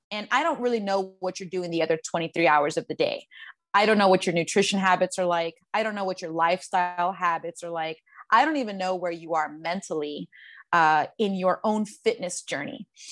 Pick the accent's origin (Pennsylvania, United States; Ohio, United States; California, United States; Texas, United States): Texas, United States; San Antonio; moved away as an adult; also born or lived in Queens, New York / Los Angeles / Colombia (ancestry); I was born in Queens, New York. I was raised in San Antonio, Texas, and I moved to Los Angeles when I was 18